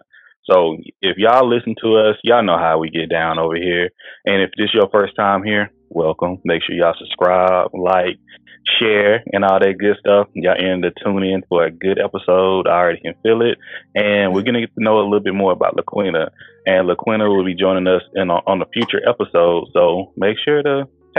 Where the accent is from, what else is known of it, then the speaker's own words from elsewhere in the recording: the South, United States; I'm from the South